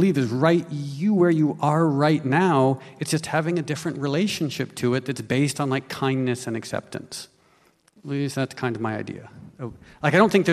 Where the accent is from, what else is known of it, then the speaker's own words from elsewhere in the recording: New York, United States; I was born in New York